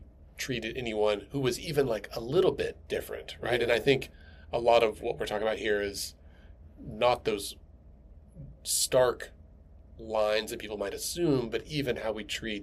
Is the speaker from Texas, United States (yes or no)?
yes; Texas, United States; also born or lived in Minnesota; now in Oklahoma City, United States; I grew up in Texas and for most of my childhood, and we lived in Minnesota for a few years